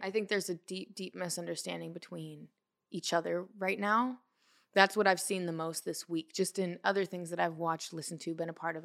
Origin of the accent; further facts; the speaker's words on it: Portland, Oregon, United States; moved away as an adult; also born or lived in California; now in Los Angeles, United States; I'm from Portland, Oregon.